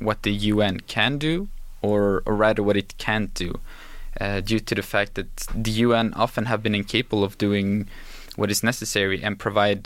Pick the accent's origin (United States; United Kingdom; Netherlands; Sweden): Sweden; Helsingborg, Skåne; I was born and raised in Helsingborg, which is a small city in the south part of Sweden